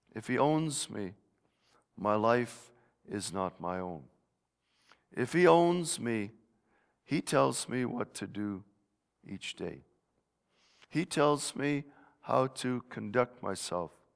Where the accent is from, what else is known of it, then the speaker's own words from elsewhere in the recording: Netherlands; moved away; my home country of Holland